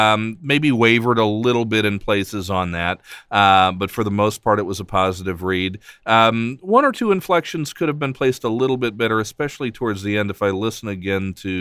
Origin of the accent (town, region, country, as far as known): United States